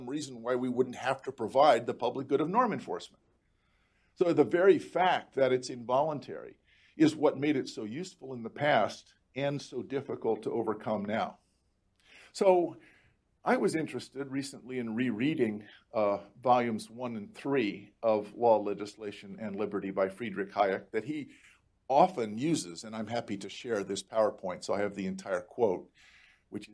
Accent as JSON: {"language": "English", "region": "rural Florida", "country": "United States", "tie": "born or raised there", "also_born_or_lived": "North Carolina / Germany", "moved": "yes", "said": "I grew up in rural Florida."}